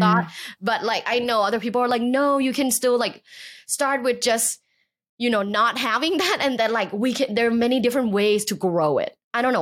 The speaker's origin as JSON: {"language": "English", "region": "Bangkok", "country": "Thailand", "tie": "born or raised there", "also_born_or_lived": "Los Angeles", "moved": "yes", "said": "I grew up in Bangkok, Thailand"}